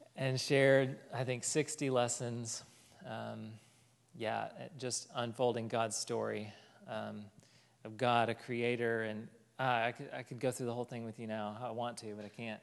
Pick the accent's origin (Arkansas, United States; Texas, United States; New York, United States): Arkansas, United States; Fort Smith; moved away; I am from Fort Smith, Arkansas, and I went to college here at the U